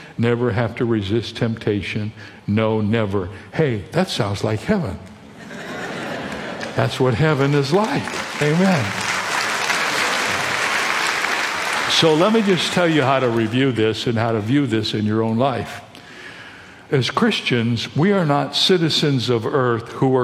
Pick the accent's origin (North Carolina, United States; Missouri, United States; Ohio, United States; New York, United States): Ohio, United States; Toledo; now in San Diego, United States; I was born in Toledo, Ohio, and I live in San Diego, California